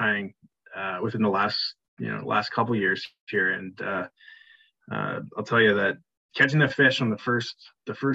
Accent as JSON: {"language": "English", "town": "Vancouver", "region": "British Columbia", "country": "Canada", "tie": "born or raised there", "said": "We were born and raised in Vancouver"}